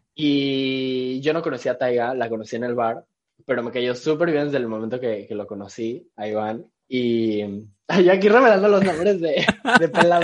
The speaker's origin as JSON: {"language": "Spanish", "town": "Cancún", "region": "Quintana Roo", "country": "Mexico", "tie": "born or raised there", "also_born_or_lived": "Mexico City / Querétaro", "said": "Pero nací y crecí en, Cancún, así que soy cancunense."}